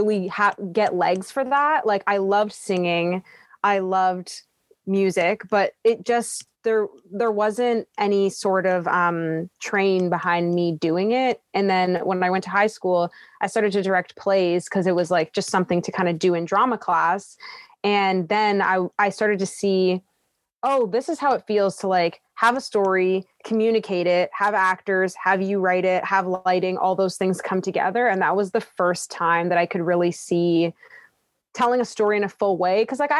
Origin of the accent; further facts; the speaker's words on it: Toronto, Ontario, Canada; I was born in Scarborough, Ontario, which is in Toronto